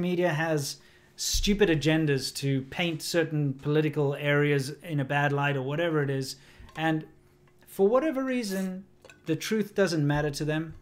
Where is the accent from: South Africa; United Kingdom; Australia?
South Africa; moved away; growing up in South Africa